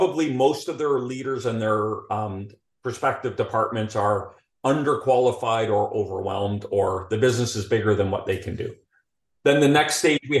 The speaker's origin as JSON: {"language": "English", "town": "Calgary", "region": "Alberta", "country": "Canada", "accent": "Canadian", "moved": "as an adult", "lives_now": "Houston, United States", "said": "I'll be speaking Canadian throughout this whole conversation"}